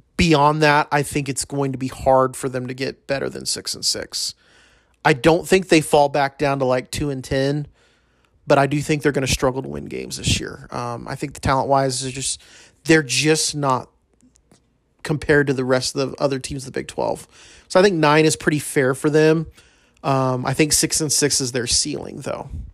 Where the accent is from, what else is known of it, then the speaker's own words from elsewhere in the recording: El Paso, Texas, United States; growing up in El Paso with U T E P